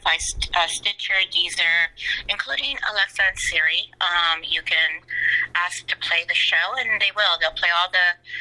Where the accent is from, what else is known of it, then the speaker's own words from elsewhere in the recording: Los Angeles, California, United States; also born or lived in Rosarito, Baja California, Mexico / Simi Valley, California / Beverly Hills, California; my parents moved out here when I was 6 months old to LA, and I've been here ever since. And yeah, this is all I know. I've always been an LA girl